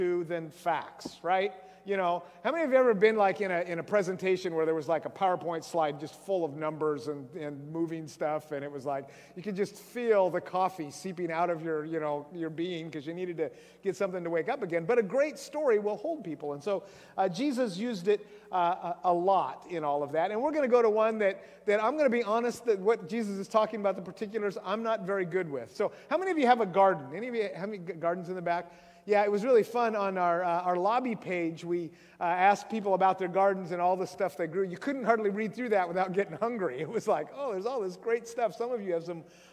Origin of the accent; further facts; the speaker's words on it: Grays Harbor, Washington, United States; I grew up in Grays Harbor down there